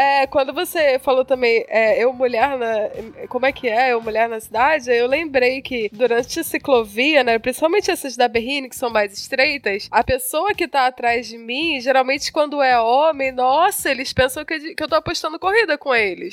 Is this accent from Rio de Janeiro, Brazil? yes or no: yes; Rio de Janeiro, Brazil; now in São Paulo, Brazil; eu sou do Rio